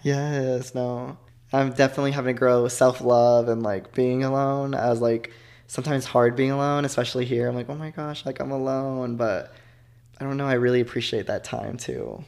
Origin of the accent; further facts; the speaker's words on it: Joshua, Texas, United States; moved away as an adult; also born or lived in Fort Worth, Texas / Stephenville, Texas / Arkansas; I grew up in Texas, actually. Oh. A small town called Joshua, Texas.